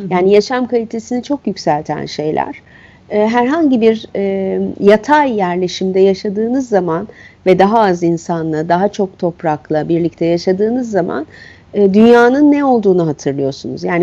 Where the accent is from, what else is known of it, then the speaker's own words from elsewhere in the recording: Istanbul, Turkey; E, köy nedir bilmem e, şehirde büyüdüm. Şehrin çeşitli hallerini biliyorum ve insana göre olmadığını da e, anlayacak tecrübem bir İstanbullu olarak.